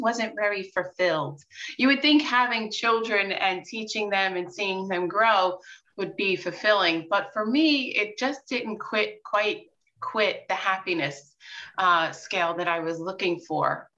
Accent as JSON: {"language": "English", "area": "Long Island", "region": "New York", "country": "United States", "tie": "born or raised there", "said": "born and raised in New York and on Long Island"}